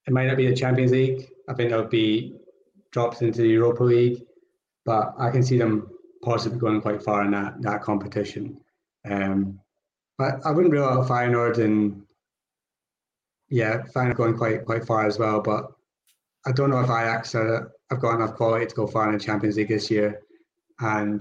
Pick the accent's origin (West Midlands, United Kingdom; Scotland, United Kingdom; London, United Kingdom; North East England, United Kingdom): Scotland, United Kingdom; I am Scottish